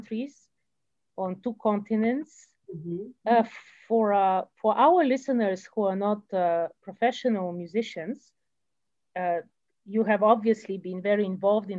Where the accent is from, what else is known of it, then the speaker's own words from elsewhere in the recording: Canada; I speak as a Canadian